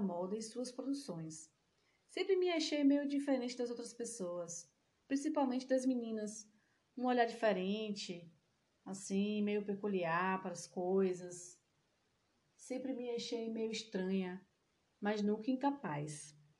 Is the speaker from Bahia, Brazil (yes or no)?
yes; Salvador, Bahia, Brazil; Sou de Salvador